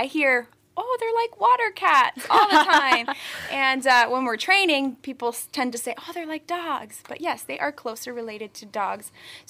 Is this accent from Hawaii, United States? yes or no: yes; Hawaii, United States; Amanda, well, I am actually from Hawaii, the island of Oahu.